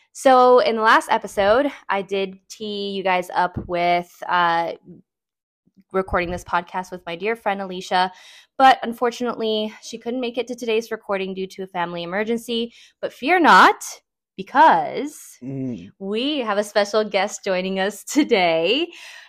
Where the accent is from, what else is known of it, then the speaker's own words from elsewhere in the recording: Orlando, Florida, United States; moved away as an adult; I'm excited to be back in my hometown. I'm not gonna lie. It's a little different. I was not expecting it to feel like a new environment because so much has changed since I've lived here